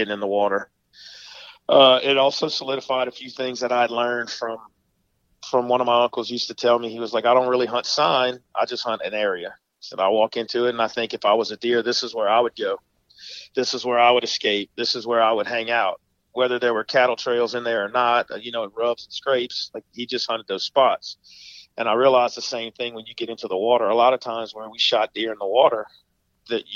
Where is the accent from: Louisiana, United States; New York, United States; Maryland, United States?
Louisiana, United States; Atchafalaya Basin; I grew up mostly hunting in the Atchafalaya Basin, all public land